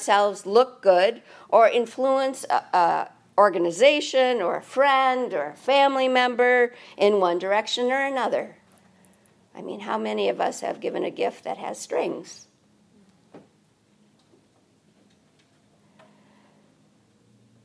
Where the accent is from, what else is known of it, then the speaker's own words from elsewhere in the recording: United States; We're American